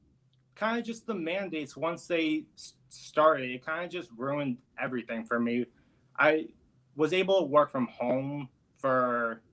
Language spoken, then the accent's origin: English; Florida, United States; now in New York City, United States; I'm originally from Florida.